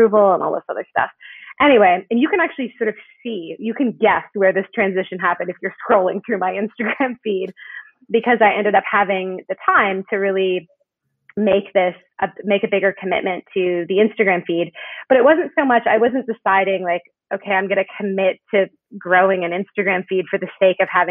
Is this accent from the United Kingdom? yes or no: no; Canada; moved away as an adult; now in United States; I'm Canadian, and I came to the U.S. for college